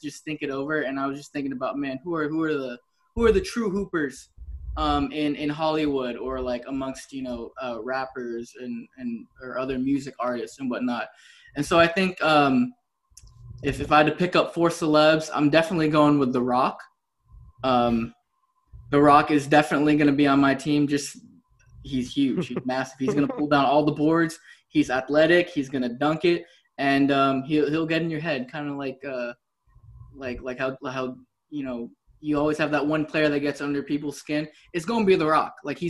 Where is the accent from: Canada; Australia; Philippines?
Philippines; I'm Filipino